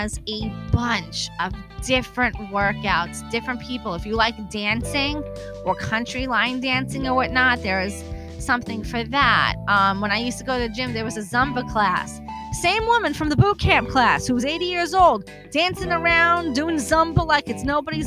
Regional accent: New Jersey, United States; I'm from New Jersey

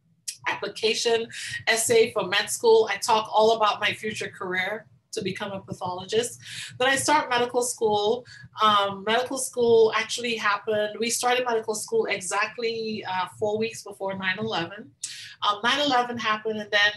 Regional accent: Tobago, Trinidad & Tobago; moved away; I grew up in the Caribbean. So I grew up in the small island of Tobago

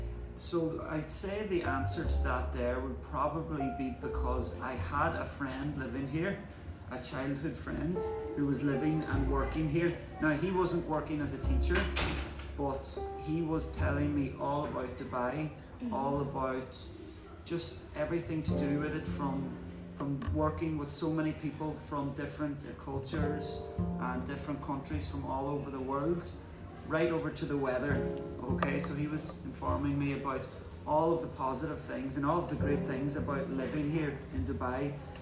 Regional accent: Ulster, Ireland; I'm from a place called Donegal in the northwest of Ireland.

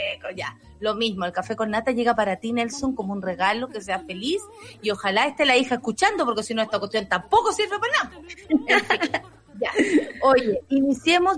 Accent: Chile; como chilena observante

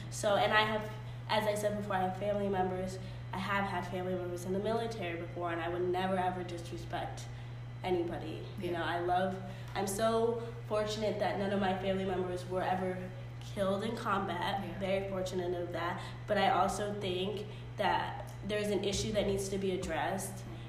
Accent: United States; I am an American. I love this country

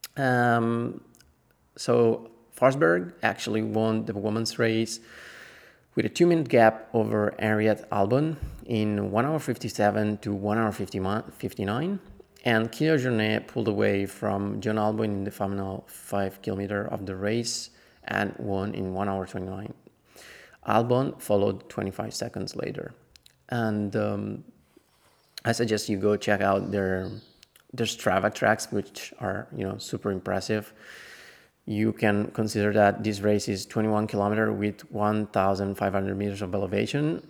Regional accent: Italy; I'm actually from Italy

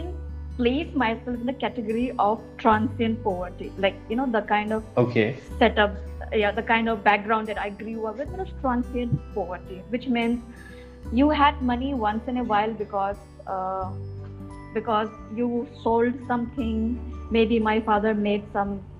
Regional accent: Roing, Arunachal Pradesh, India; moved away as an adult; now in Hyderabad, India; I come from the headquarters, which is called Roing.

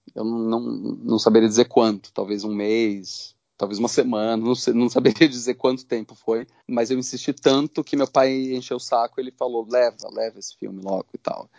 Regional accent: São Paulo, Brazil; eu, um moleque no subúrbio de São Paulo

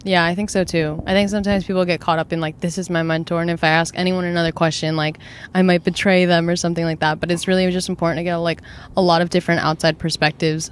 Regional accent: New Jersey, United States; moved away; I'm actually from New Jersey.

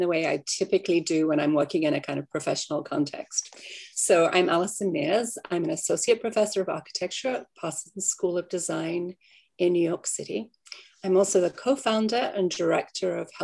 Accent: Australia; moved away; I came from Australia

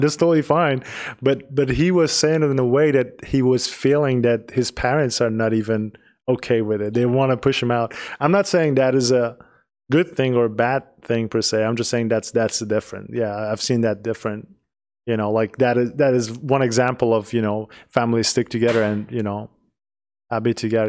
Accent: Tehran, Tehran Province, Iran; English is a second language; now in United States; I grew up in a big city in, in Tehran, which is the capital of Iran

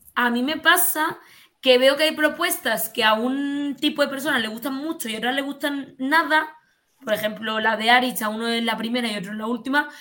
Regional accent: Málaga, Andalusia, Spain; el restaurante Casarola en Málaga, aprovecho para incentivar el turismo gastronómico de mi tierra

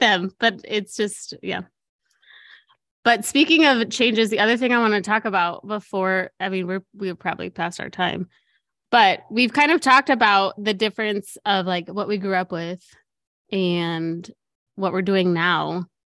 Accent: Colorado, United States; moved away; I'm from Colorado, we go home for Christmas

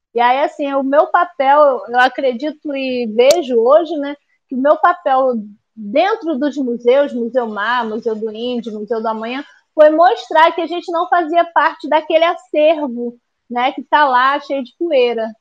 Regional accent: Duque de Caxias, Rio de Janeiro, Brazil; also born or lived in Esperança, Paraíba / Lagoa do Mato, Paraíba; eu cresci em Jardim Anhangá, terceiro distrito

